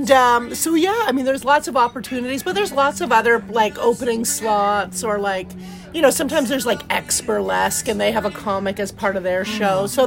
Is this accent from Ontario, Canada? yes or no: no; Victoria, British Columbia, Canada; moved away; also born or lived in Vancouver / Toronto; And I'm from Victoria, even more gorgeous.